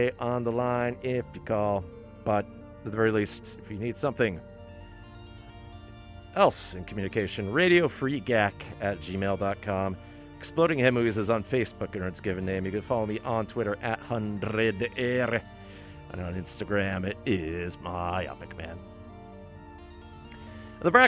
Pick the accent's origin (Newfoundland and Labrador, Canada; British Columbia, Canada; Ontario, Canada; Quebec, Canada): Ontario, Canada; now in Vancouver, Canada; Growing up in Ontario